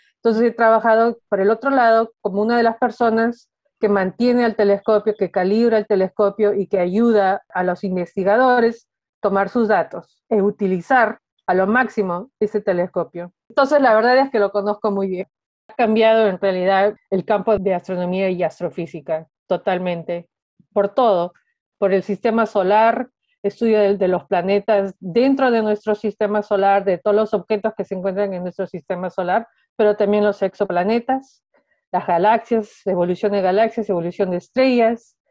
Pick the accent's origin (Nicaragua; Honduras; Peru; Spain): Peru; moved away; siendo peruana